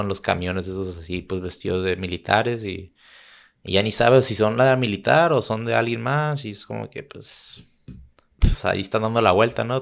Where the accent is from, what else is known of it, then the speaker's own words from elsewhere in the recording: Tijuana, Baja California, Mexico; also born or lived in San Diego / Chula Vista / Santa Cruz; yo vivo en Tijuana yo viví en Tijuana, nací en San Diego, progresé toda mi vida en Tijuana